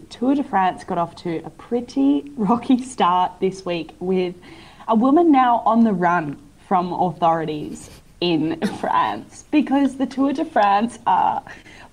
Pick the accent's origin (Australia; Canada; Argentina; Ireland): Australia; Queensland; as a Queenslander